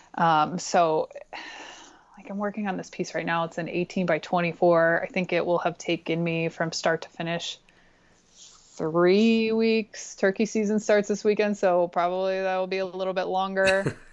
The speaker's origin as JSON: {"language": "English", "town": "Pittsburgh", "region": "Pennsylvania", "country": "United States", "tie": "born or raised there", "moved": "as an adult", "lives_now": "Bozeman, United States", "said": "I'm originally from Pittsburgh, Pennsylvania"}